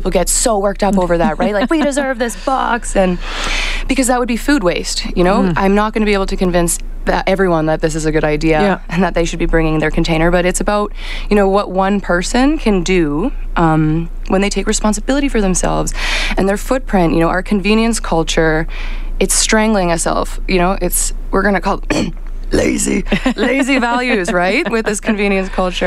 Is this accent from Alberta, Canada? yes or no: yes; Ardrossan, Alberta, Canada; I'm from Berta. Like, I'm from oil country. I grew up, you know, in Ardrossan, on a farm.